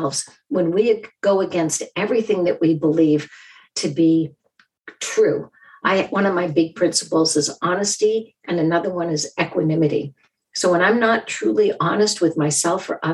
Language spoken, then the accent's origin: English; Boston, Massachusetts, United States; I'm from Boston. We literally call ourselves massholes.